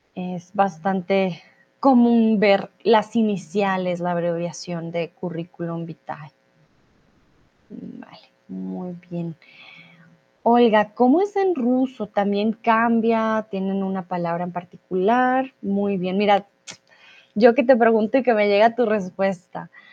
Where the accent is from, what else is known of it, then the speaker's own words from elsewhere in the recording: Colombia; moved away; also born or lived in Germany / Mexico; soy de Colombia